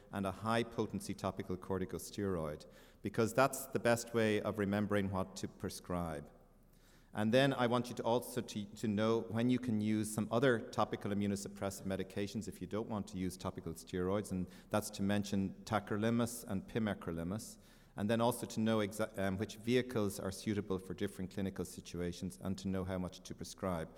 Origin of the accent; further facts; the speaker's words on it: Ireland; moved away; I am from Ireland.